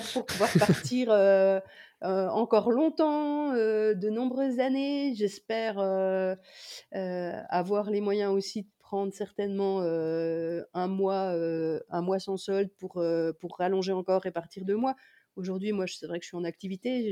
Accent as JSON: {"language": "French", "country": "France", "said": "en tant que Français"}